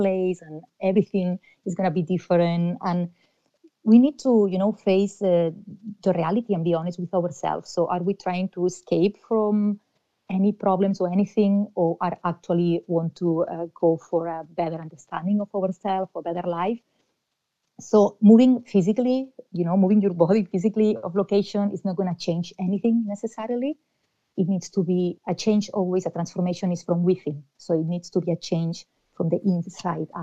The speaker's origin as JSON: {"language": "English", "country": "Spain", "moved": "as an adult", "lives_now": "Ireland", "said": "I'm originally from Spain"}